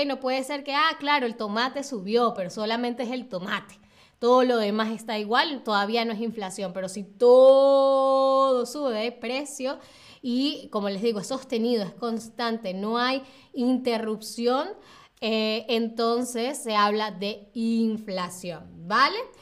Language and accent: Spanish; Venezuela; moved away; yo vengo de Venezuela